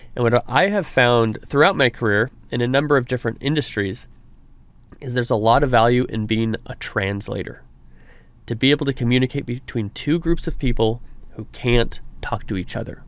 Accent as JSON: {"language": "English", "town": "Reedley", "region": "California", "country": "United States", "tie": "born or raised there", "said": "it's my hometown, Reedley, California"}